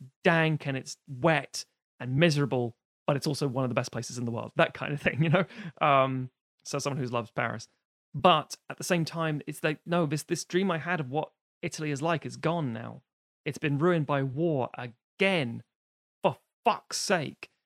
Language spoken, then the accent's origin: English; United Kingdom; we being British, we're island people.